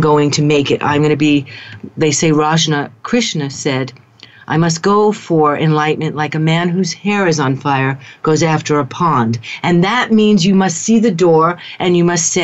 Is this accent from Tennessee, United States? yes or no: no; New York City, New York, United States; moved away as an adult; I am a New Yorker. I hold to that. I'm from Queens